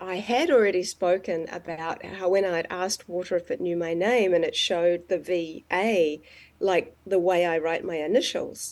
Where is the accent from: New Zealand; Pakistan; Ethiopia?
New Zealand; I'm from New Zealand